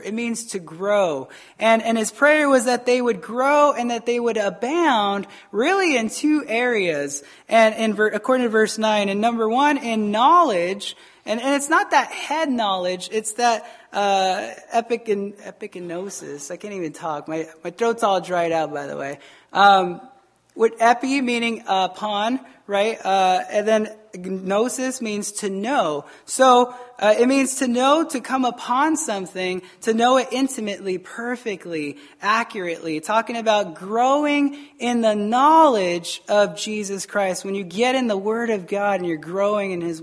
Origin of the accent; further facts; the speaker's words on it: Arizona, United States; moved away as an adult; also born or lived in Taos, New Mexico; I'm from Arizona.